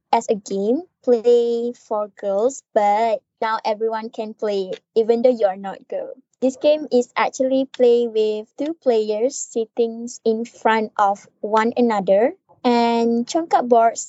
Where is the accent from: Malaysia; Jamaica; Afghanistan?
Malaysia; Kedah; I'm from Malaysia, which is more specific in Kedah.